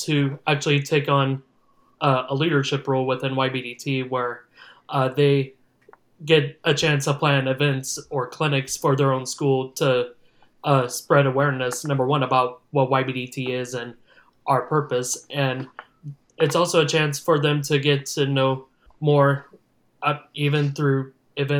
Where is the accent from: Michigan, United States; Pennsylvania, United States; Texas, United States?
Texas, United States; Leander; I grew up in the Austin-Leander area.